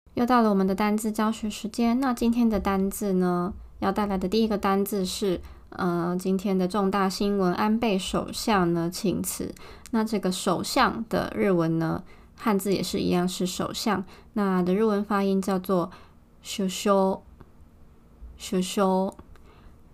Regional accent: Taiwan; also born or lived in Tokyo, Japan; now in Japan; 我觉得对我们台湾人的印象来说呢

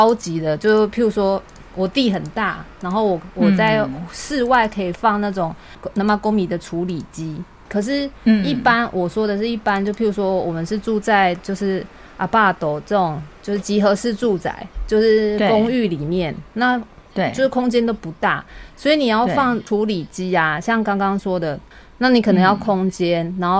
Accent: Taiwan; now in Japan; 因为我们台湾人的话，我们是自己要跑，然后去丢垃圾。

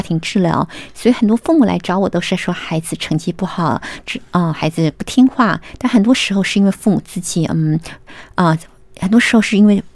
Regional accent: Taiwan; moved away as an adult; now in United States; 我是在台湾念完大学的时候才到美国去的。我在台湾念的是英美文学

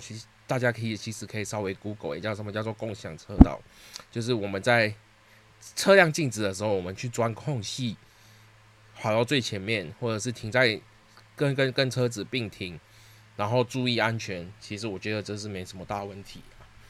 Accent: Singapore; moved away as an adult; now in Taiwan; 其实我不是台湾人，我是新加坡人

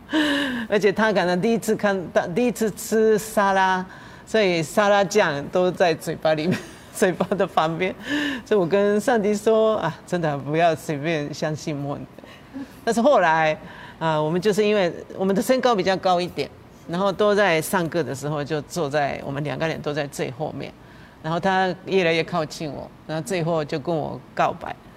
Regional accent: Japan; Chinese is a second language; moved away as an adult; now in Taiwan; 我在怀念我自己的故乡，跟牧师一样，就是大概的就富士山，那个风景

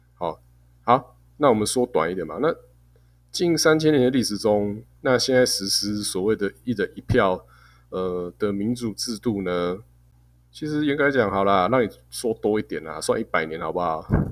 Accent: Taiwan; 我们台湾人

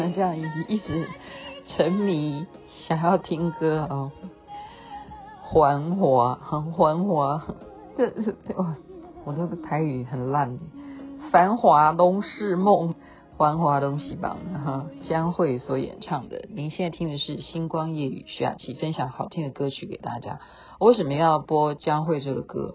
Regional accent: Taiwan; 我们台湾人

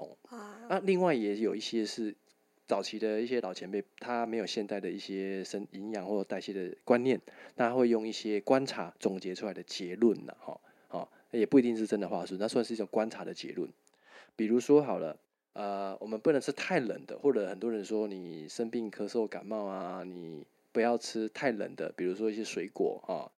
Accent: Tainan, Taiwan; 我我是台南人啊啊！

